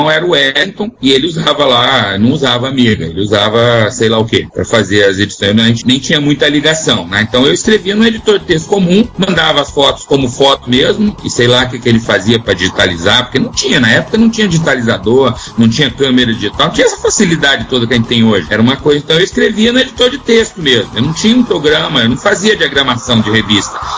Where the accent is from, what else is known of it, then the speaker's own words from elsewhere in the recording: Curitiba, Paraná, Brazil; moved away; eu morava em Curitiba